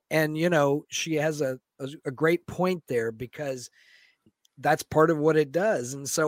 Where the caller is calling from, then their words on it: Seattle, Washington, United States; also born or lived in Florida; Seattle, Washington.